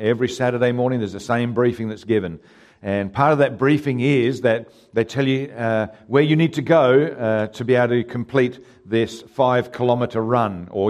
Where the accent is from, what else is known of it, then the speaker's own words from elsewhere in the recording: Haywards Heath, South East England, United Kingdom; born there; it's my goal to actually do a park run in the town that I was born in England, a town called Haywards Heath.